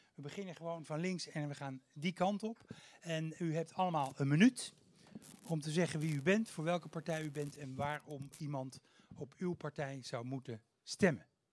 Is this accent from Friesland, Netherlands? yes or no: no; Haarlem, North Holland, Netherlands; ik kom uit Haarlem